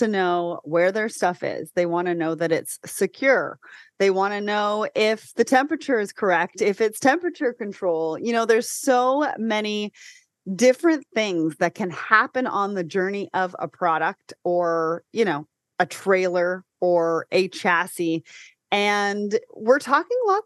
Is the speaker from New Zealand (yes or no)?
no; Canada; as a Canadian.